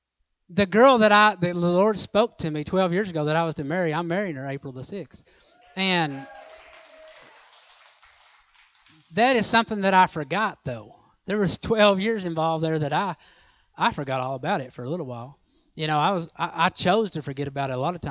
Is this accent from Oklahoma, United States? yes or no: yes; Oklahoma, United States; I'm from Oklahoma